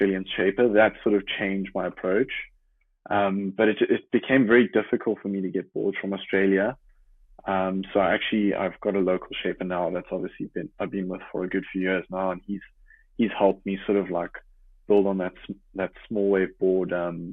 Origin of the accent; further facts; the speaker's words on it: Jeffreys Bay, Eastern Cape, South Africa; growing up in Jeffreys Bay